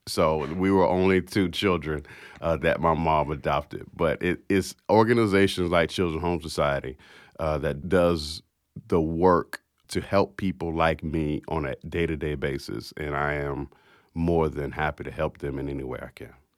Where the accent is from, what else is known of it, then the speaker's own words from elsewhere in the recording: Jacksonville, Florida, United States; I was born to an, uh, sixteen-year-old mother that flew from Philadelphia, Pennsylvania to Jacksonville, Florida to have me